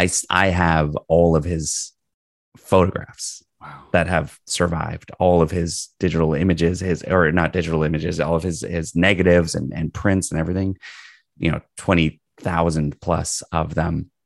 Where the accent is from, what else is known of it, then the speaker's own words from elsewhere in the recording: Toronto, Ontario, Canada; I'm a Toronto boy. I, I was in Toronto early on and then moved out of the city